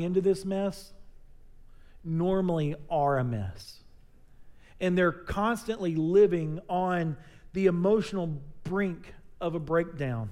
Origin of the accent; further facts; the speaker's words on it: Texas, United States; We're Texans